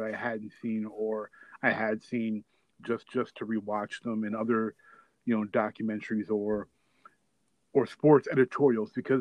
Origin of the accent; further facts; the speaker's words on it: Michigan, United States; Michigan, my home state